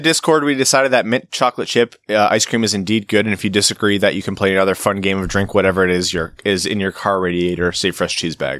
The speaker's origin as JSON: {"language": "English", "town": "Windsor", "region": "Ontario", "country": "Canada", "tie": "born or raised there", "said": "I grew up in Windsor, so I spent a good amount of time in Detroit."}